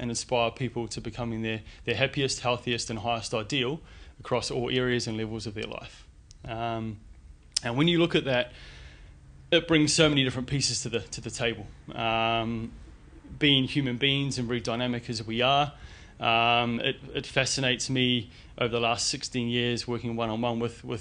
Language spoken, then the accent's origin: English; New Zealand; moved away as an adult; also born or lived in London, United Kingdom; now in Sydney, Australia; born and bred in New Zealand